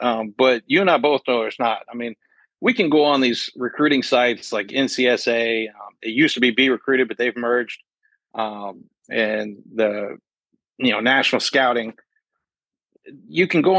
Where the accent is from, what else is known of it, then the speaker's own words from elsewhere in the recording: Louisville, Kentucky, United States; moved away; I grew up in Louisville when I was a kid there.